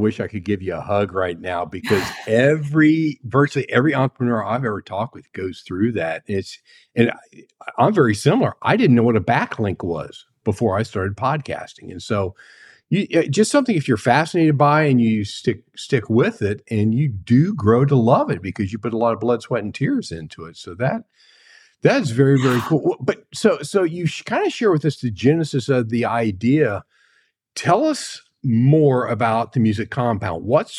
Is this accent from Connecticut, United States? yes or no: no; Cincinnati, Ohio, United States; And I come from the Cincinnati area